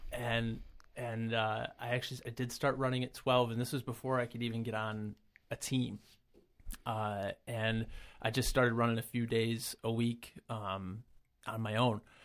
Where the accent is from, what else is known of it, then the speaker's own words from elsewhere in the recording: Brockport, New York, United States; I'm, uh, born and raised in the Rochester area, never really left. Um, I grew up in Brockport